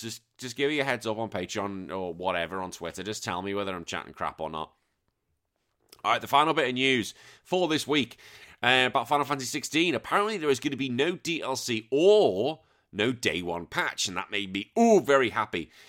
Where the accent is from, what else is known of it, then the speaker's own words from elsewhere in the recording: England, United Kingdom; being an Englishman